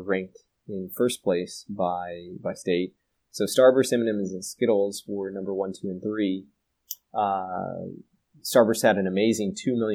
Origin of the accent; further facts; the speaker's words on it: Texas, United States; Texas, my home state